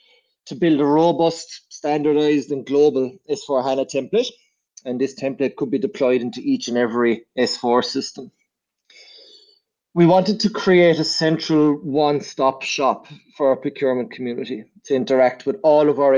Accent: Ireland; moved away as an adult; now in Vienna, Austria; I'm originally from Ireland, but I've been based in Vienna for the last 3 years.

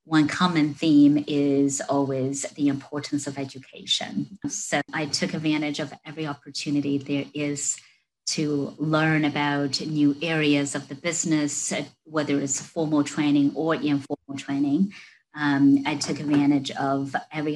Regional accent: China; moved away as an adult; now in United States; I was born and raised in China. So I came to the US to study, 20 some years ago now

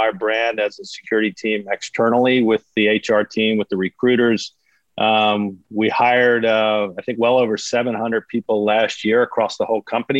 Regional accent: South Jersey near Atlantic City, New Jersey, United States; I am from South Jersey near Atlantic City

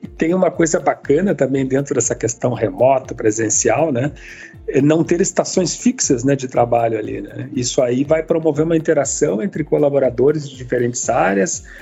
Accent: Rio Grande do Sul, Brazil; aqui em São Leopoldo como gaúcho

